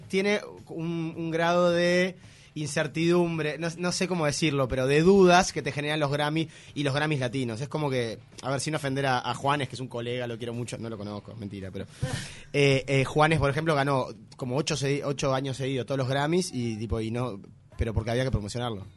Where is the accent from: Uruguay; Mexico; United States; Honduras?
Uruguay; yo soy uruguayo, soy músico